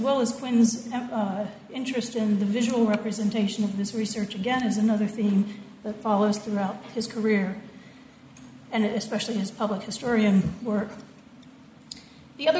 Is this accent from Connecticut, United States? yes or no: no; Norfolk, Virginia, United States; I'm from Norfolk, Virginia, which is right on the border of Virginia and North Carolina